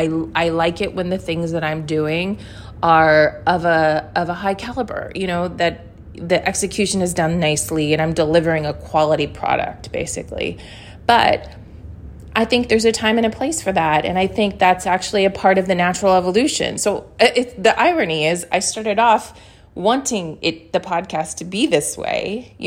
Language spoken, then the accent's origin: English; New York City, New York, United States; I am a New Yorker and occasionally there are F-bombs that happen.